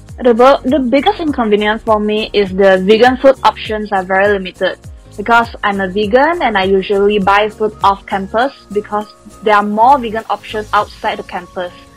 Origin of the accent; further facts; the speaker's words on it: Malaysia; first language Chinese; English is a second language; moved away as an adult; now in Taiwan; I'm a Chinese born in Malaysia, that's why we speak Chinese.